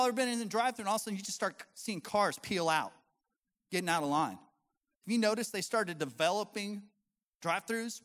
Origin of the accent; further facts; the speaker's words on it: Colorado, United States; I was born and raised in Colorado